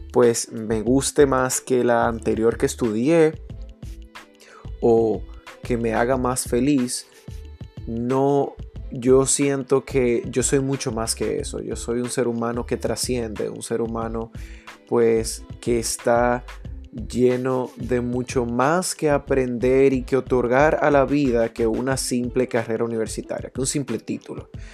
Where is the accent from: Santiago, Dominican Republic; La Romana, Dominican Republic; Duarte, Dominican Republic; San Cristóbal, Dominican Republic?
Santiago, Dominican Republic; Santiago de los Caballeros; en mi infancia en Santiago, que, es de la ciudad donde provengo